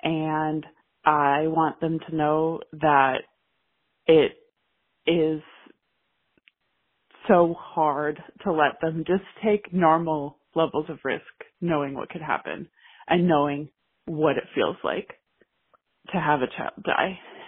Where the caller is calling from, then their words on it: Seattle, Washington, United States; I'm calling from Seattle, Washington.